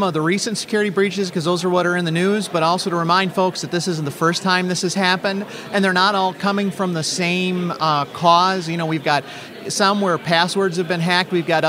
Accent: Rockford, Illinois, United States; in my hometown of Rockford, Illinois.

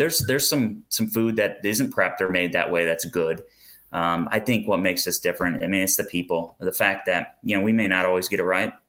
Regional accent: Maquoketa, Iowa, United States; we grew up in Eastern Iowa

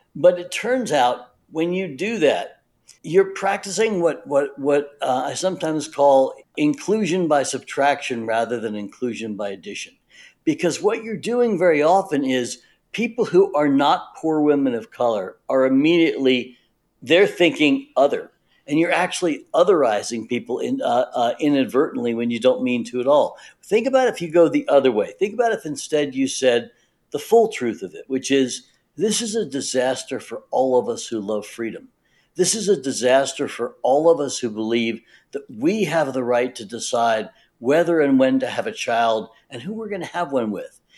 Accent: the South, United States; I was pretty sure was going to work in the South because I grew up in the South.

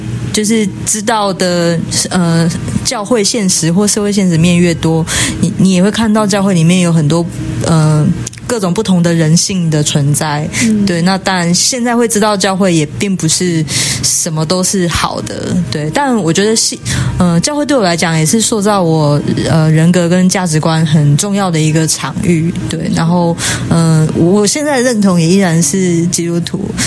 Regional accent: Taipei, Taiwan; also born or lived in Tainan; 呃，我现在在台南神学院念书，然后我是在台北长大的小孩。

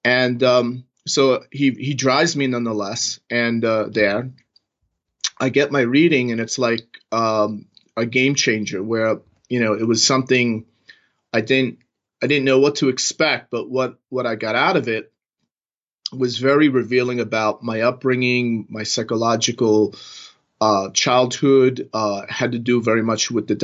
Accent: New York, United States; moved away as an adult; also born or lived in Manhattan / Silicon Valley; now in Las Vegas, United States; I'm from New York. I was born and raised in New York, and I lived in Manhattan for a good 15 years

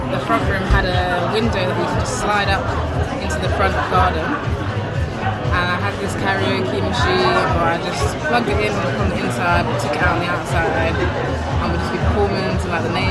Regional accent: London, United Kingdom; born or raised there

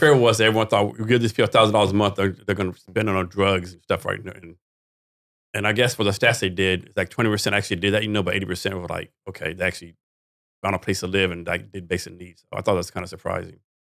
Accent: Texas, United States; I'm from Texas

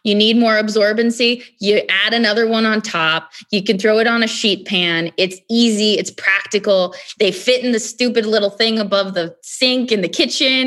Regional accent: Glendale, California, United States; I'm a Californian. I was born in Glendale

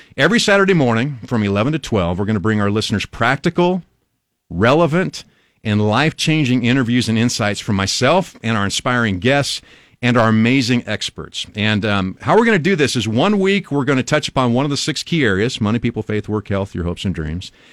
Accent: Albion, Nebraska, United States; now in Lincoln, United States; I grew up in Albion, Nebraska, which is about two and a half hours northwest of here.

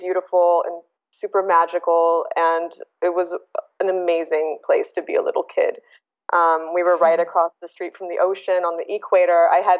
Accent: Bangkok, Thailand; born there; Well, I was born in Bangkok, Thailand.

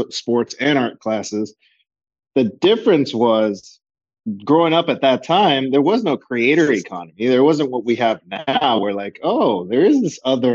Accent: Los Angeles, California, United States; Both of my parents were born in Colombia. I'm first generation, born here

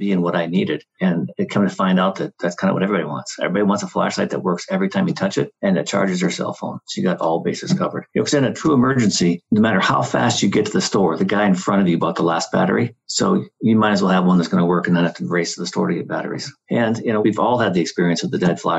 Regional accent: Midwest, United States; moved away as an adult; also born or lived in California; I grew up in the Midwest on a farm.

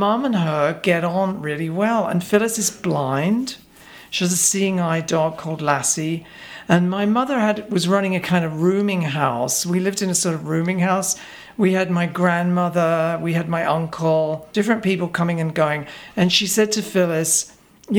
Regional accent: Reading, South East England, United Kingdom; now in New York, United States; I grew up in a crummy town, which is now quite jushy, actually, called Reading.

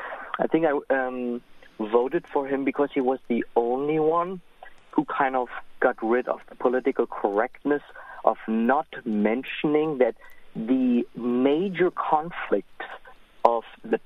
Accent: Germany; moved away; also born or lived in Israel; I'm also from Europe. I'm from Germany.

